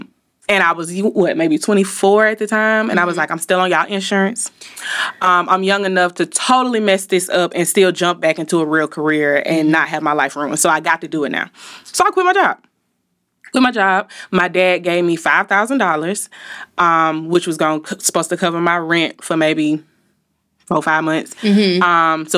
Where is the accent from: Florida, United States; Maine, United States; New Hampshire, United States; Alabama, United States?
Alabama, United States; Montgomery; now in Birmingham, United States; So I currently live in Birmingham, but I am from Montgomery, the Gump, 334.